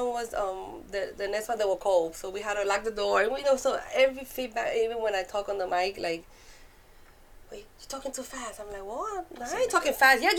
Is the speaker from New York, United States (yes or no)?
yes; New York City, New York, United States; accent: Puerto Rican Bronx; moved away as an adult; now in Georgia, United States; I'm Puerto Rican, I'm from New York, so now I got the Puerto Rican Bronx accent